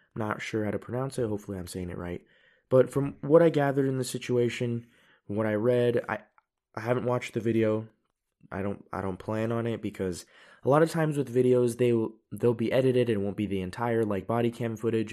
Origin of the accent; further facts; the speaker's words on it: United States; now in Europe; I live in Europe, I'm an American